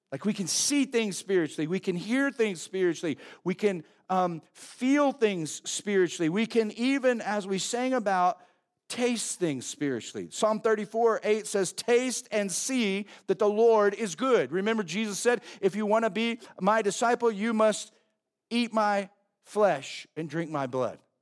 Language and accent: English; Oklahoma, United States; growing up in Oklahoma